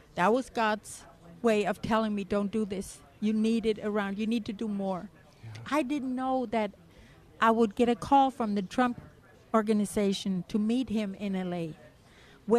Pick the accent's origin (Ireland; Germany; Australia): Germany; moved away as an adult; also born or lived in California; now in United States; I came from Germany.